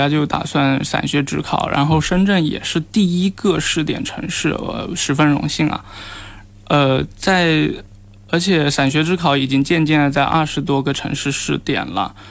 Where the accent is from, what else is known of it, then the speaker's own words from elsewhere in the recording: Shenzhen, Guangdong, China; also born or lived in Nanchang, Jiangxi (ancestral home) / United Kingdom; 我在深圳长大，